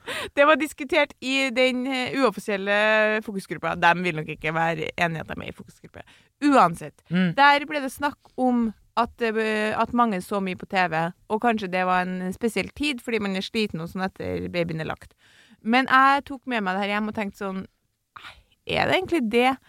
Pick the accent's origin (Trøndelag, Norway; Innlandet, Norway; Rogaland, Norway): Trøndelag, Norway; jeg er trønder